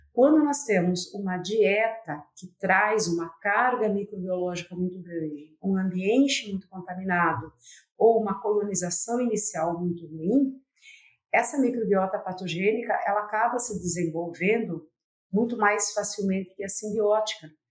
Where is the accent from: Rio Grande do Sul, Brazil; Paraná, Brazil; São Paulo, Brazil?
Paraná, Brazil; Palotina; a Universidade Federal do Paraná abriu o campus de Palotina, que é minha cidade natal, e acabei retornando à minha terra